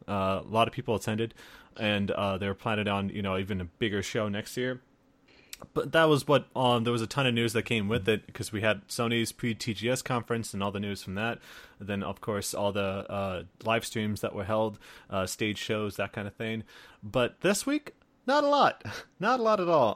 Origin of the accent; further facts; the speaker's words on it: Iowa, United States; I'm, I'm from Iowa, me and … from Iowa